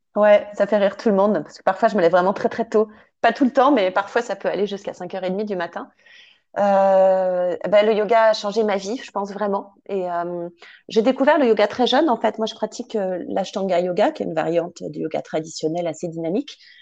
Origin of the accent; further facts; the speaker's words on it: Paris, Île-de-France, France; also born or lived in Sologne; j'ai grandi à Paris